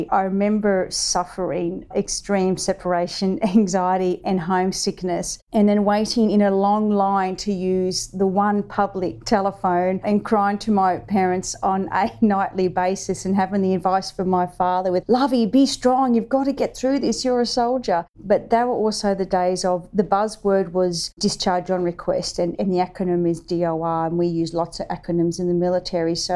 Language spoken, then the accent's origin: English; Penrith, New South Wales, Australia; born there; I was born in Penrith in 1971 whilst my father was serving at RAAF Richmond.